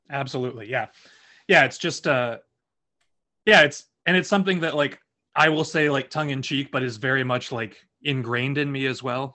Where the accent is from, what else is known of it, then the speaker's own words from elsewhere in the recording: Lafayette, Indiana, United States; moved away; I'm from Lafayette, Indiana